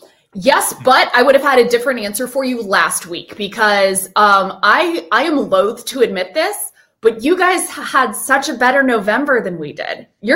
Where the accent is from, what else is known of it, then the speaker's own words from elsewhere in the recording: Dallas, Texas, United States; moved away as an adult; also born or lived in Bedford, Texas; now in South Jersey, United States; I've grown up between Dallas and Fort Worth my whole life.